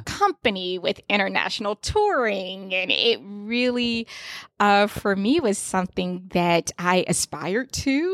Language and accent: English; Fayetteville, North Carolina, United States; now in Washington, D.C., United States; I'm from Fayetteville, North Carolina, um, which is a military town